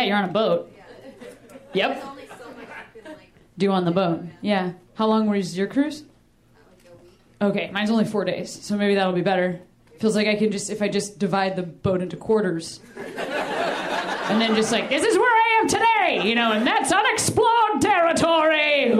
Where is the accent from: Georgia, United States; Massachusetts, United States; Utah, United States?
Massachusetts, United States; Boston; Pretty fresh. I'm a Bostonian.